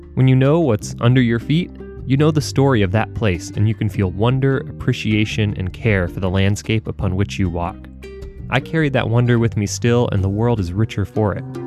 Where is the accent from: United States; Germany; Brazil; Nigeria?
United States; North Carolina; moved away as an adult; also born or lived in southern Minnesota; I grew up in North Carolina, and I thought we had it all there with mountains to the west and oceans